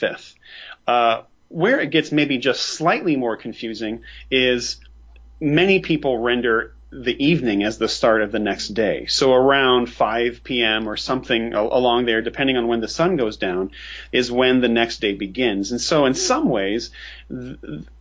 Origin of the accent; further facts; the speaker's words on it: United States; I'm an American. I live in the United States